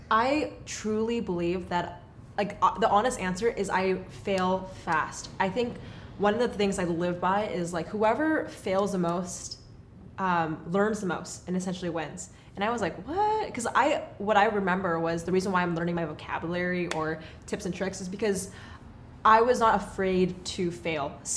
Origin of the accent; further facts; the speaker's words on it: Los Angeles, California, United States; born there; also born or lived in Texas; now in Portland, United States; Well, I was born in Los Angeles.